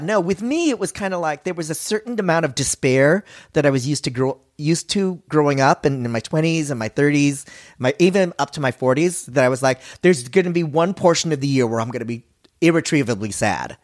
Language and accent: English; Philippines; I'm Filipino